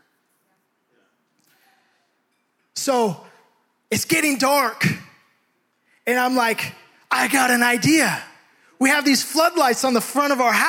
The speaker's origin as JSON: {"language": "English", "town": "Hayward", "region": "California", "country": "United States", "tie": "born or raised there", "said": "We grew up in Hayward"}